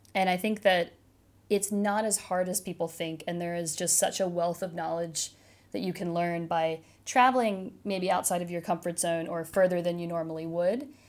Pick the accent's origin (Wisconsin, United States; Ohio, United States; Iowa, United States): Ohio, United States; Cincinnati; moved away as an adult; I did spend most of my childhood in a suburb of Cincinnati